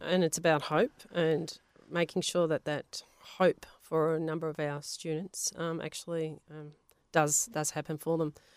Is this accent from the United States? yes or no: no; Melbourne, Victoria, Australia; first language Polish; English is a second language; where we were from, Avondale Heights, there was a lot of Italians